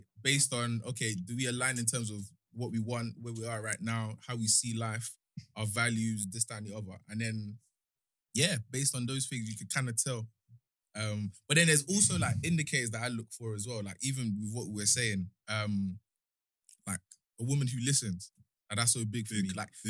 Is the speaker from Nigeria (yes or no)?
yes; Nigeria; Like, there's no secret. I'm very Nigerian, innit?